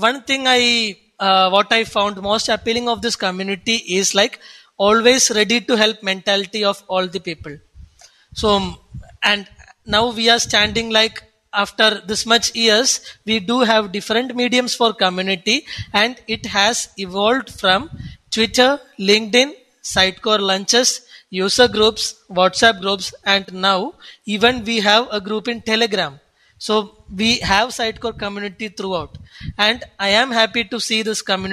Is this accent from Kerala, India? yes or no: yes; Kochi, Kerala, India; I come from Cochin, Kerala, the God's own country.